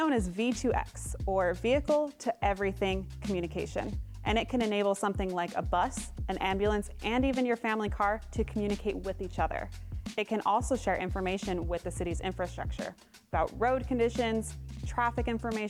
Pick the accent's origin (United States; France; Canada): United States; Salt Lake City, Utah; my hometown of Salt Lake City, Utah.